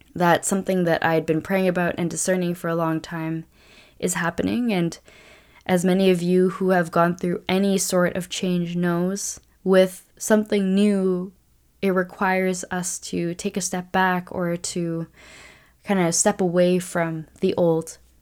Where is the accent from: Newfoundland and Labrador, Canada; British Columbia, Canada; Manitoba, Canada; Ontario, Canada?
British Columbia, Canada; Vancouver; my hometown of Vancouver